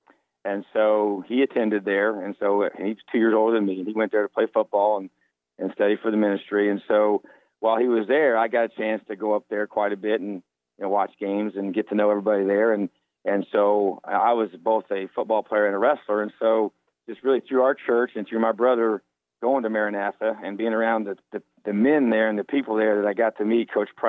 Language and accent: English; New Castle, Indiana, United States; I was born and raised in Indiana, grew up in Newcastle, my hometown. My dad was a head football coach there.